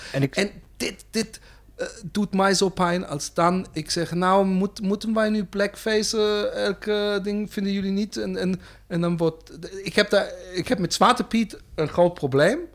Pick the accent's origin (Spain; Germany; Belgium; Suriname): Germany; Dutch is a second language; now in Netherlands; als Duitser